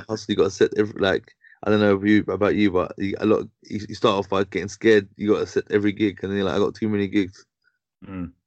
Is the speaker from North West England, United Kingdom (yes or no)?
no; London, United Kingdom; I mainly grew up in uh, in, in Southwest London. Mm-hmm. Um, mm-hmm. I was born in Tooting.